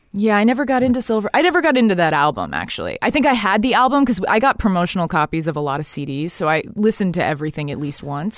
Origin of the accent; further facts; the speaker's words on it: Dallas, Texas, United States; moved away; also born or lived in New York City; I grew up in Dallas, Texas, 'cause my dad's from Texas.